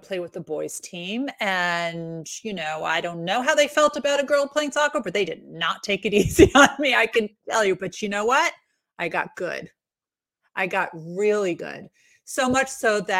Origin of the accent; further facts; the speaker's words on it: New York, United States; I grew up in New York